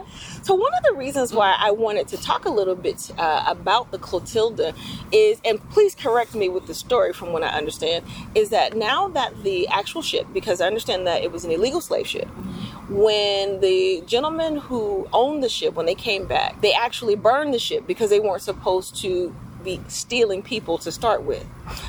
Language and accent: English; Atlanta, Georgia, United States; we are from Atlanta, I have family in Cincinnati, Cleveland, Chicago, Milwaukee, and in LA.